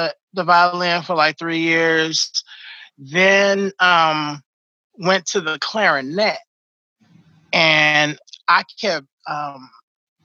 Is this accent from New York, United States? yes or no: no; Oakland, California, United States; moved away as an adult; also born or lived in Los Angeles; now in Sacramento, United States; I moved from Oakland to LA. I was still in college at the time